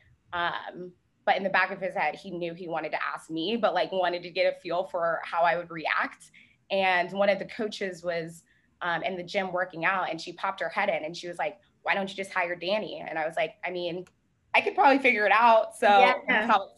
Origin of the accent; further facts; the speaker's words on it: Charlotte, North Carolina, United States; moved away as an adult; now in Charleston, United States; I was actually born here. There's a few of us left, but I grew up in Charlotte, North Carolina